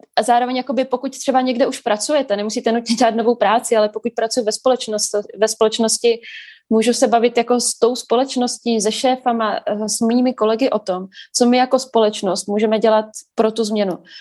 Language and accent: Czech; Brno, South Moravian Region, Czechia; jako Brňák, který občas přijde do Prahy pracovně